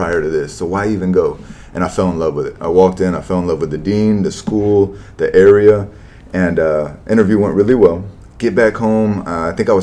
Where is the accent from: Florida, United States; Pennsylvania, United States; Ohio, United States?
Florida, United States; Tampa; also born or lived in Arizona; now in Lakewood Ranch, United States; I'm far enough from Tampa, which is home